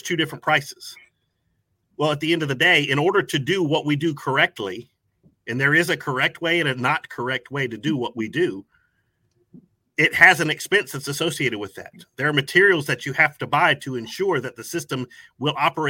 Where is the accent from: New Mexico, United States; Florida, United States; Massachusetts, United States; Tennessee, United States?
Florida, United States; Tampa; now in Acworth, United States; I was originally from Tampa, Florida. So I've grown up around lakes and oceans and all that kind of stuff.